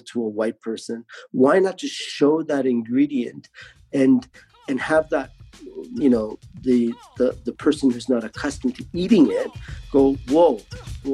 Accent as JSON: {"language": "English", "country": "Canada", "tie": "born or raised there", "said": "born in another country, but then, you know, we grew up here"}